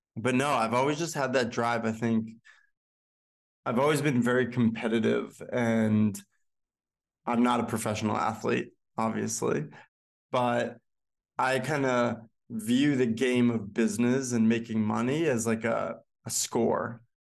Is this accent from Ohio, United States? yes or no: no; Boston, Massachusetts, United States; moved away as an adult; now in New York, United States; Originally from Bro-, Boston, Chestnut Hill, to be exact